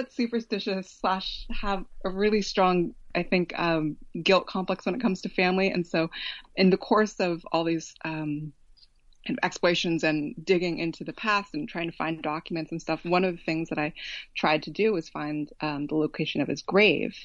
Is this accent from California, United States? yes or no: yes; Oakland, California, United States; moved away as an adult; also born or lived in Berkeley, California; I was born in Berkeley, but raised in Oakland.